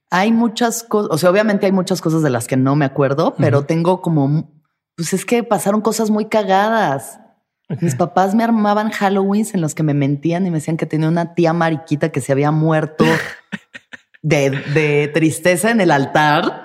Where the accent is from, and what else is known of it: Mexico